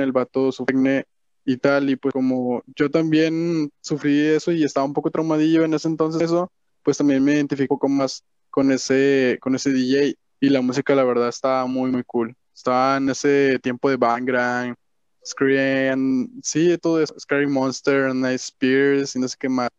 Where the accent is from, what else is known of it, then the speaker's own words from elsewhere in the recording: Monterrey, Nuevo León, Mexico; nací en Monterrey, Nuevo León, aquí mismo. Soy 100% mexicano y pues de norteño, no sé cómo decirlo, regio